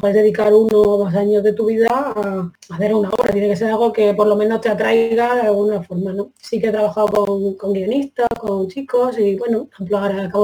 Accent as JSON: {"language": "Spanish", "town": "Granada", "region": "Andalusia", "country": "Spain", "also_born_or_lived": "Bilbao", "said": "soy de Granada, vamos, y de donde tú quieras, soy, ¿no?"}